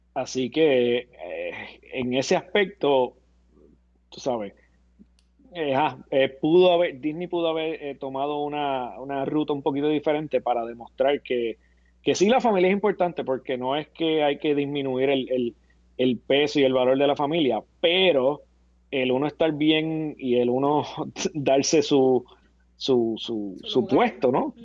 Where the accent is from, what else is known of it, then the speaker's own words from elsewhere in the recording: Puerto Rico; como boricua, como boricua